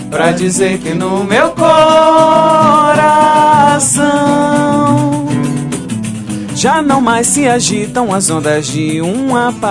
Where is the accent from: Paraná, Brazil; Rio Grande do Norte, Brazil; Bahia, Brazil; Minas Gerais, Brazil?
Paraná, Brazil; Curitiba; now in João Pessoa, Brazil; Você eu sou é curitibano. Curitibano.